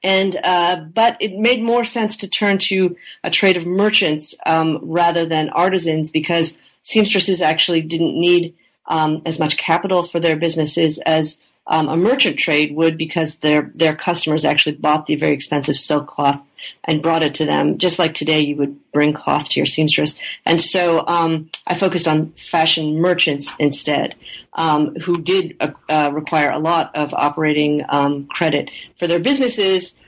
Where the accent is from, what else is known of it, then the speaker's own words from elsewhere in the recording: Canada; I am uh, originally from Canada, and I grew up in Canada